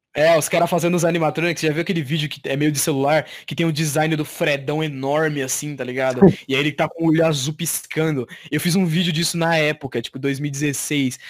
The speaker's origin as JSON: {"language": "Portuguese", "country": "Brazil", "said": "eu sou brasileiro"}